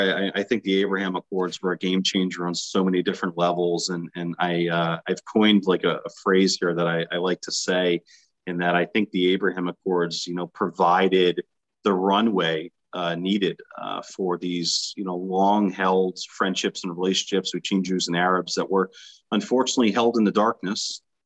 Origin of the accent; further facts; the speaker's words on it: United States; me as an American